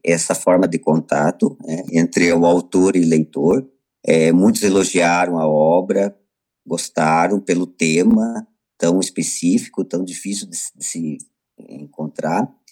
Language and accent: Portuguese; Brazil; aqui no nosso país